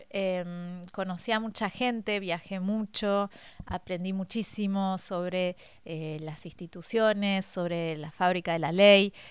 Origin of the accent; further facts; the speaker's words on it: Argentina; moved away as an adult; also born or lived in France; now in Paris, France; nací en Francia, eh, mis padres estaban acá por temas laborales y nos volvimos a Argentina a los siete años y hará unos ocho volví de nuevo a París